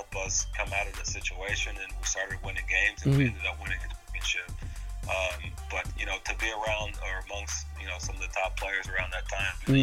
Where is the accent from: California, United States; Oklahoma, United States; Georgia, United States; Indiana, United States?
Oklahoma, United States; I grew up in Oklahoma, in an area that's you know, socioeconomically very, very low